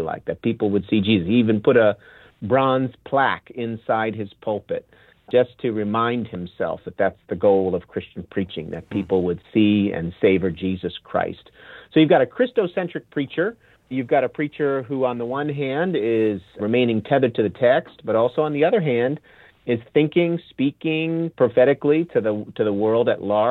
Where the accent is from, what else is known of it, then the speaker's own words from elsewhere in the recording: New Jersey, United States; now in Waco, United States; growing up in New Jersey